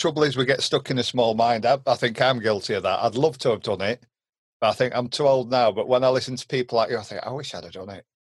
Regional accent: Derbyshire, East Midlands, United Kingdom; he lived in Derbyshire, you know, where we were from, little small, bumming, middle of nowhere country village.

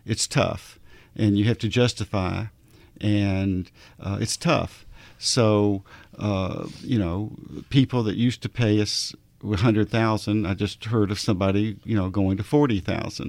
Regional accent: Arkansas, United States; I'm from Arkansas

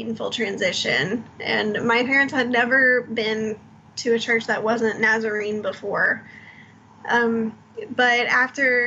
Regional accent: Lawrenceville, Georgia, United States; moved away as an adult; also born or lived in Florida / Tennessee / Syracuse / Boston; now in Charleston, United States; I was born in Florida, but I grew up in North Atlanta, in Lawrenceville and Cumming, Georgia

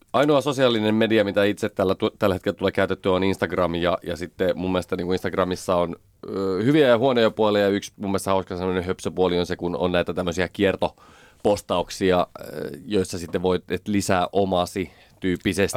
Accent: Pälkäne, Pirkanmaa, Finland; Pälkänenellä näkyy, asuttiin siellä

